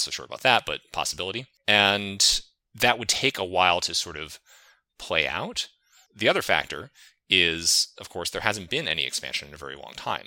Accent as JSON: {"language": "English", "region": "New England", "country": "United States", "tie": "born or raised there", "said": "I grew up in New England"}